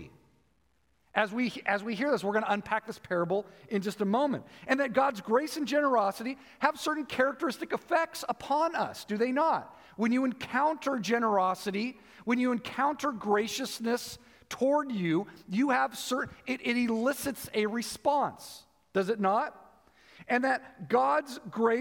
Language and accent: English; United States